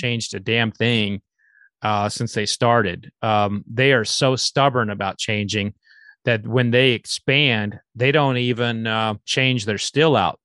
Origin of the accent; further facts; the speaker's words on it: Oklahoma, United States; I'm from Oklahoma